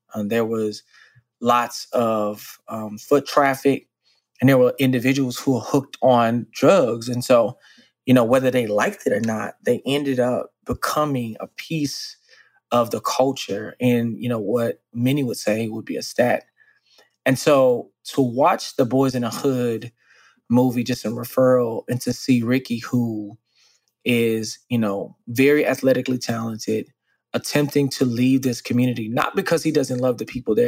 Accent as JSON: {"language": "English", "town": "Dallas", "region": "Texas", "country": "United States", "tie": "born or raised there", "said": "I was born and raised in Dallas, Texas, and similarly raised in the 90s and the 80s"}